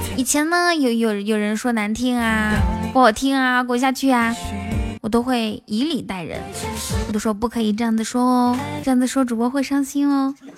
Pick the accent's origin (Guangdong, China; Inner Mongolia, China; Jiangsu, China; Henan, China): Inner Mongolia, China; 我是一个内蒙古西北的小姑娘